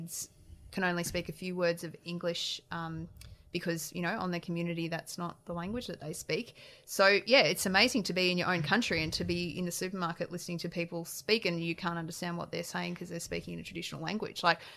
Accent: Australia; being an Australian

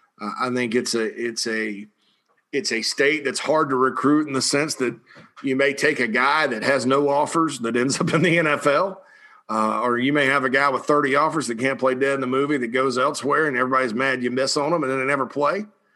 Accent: South Carolina, United States; it's my home state.

